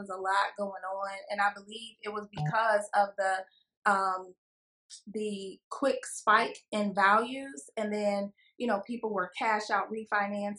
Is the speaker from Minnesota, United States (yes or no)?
no; Stockton, California, United States; moved away; I'm originally from Stockton, California, which is a small town.